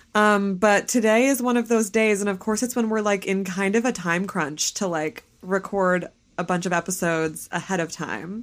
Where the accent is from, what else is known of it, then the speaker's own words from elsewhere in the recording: southern Vermont, United States; my hometown or right near my hometown